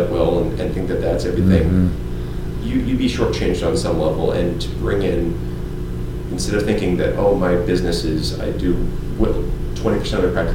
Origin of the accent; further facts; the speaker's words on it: North Dakota, United States; moved away; I come from North Dakota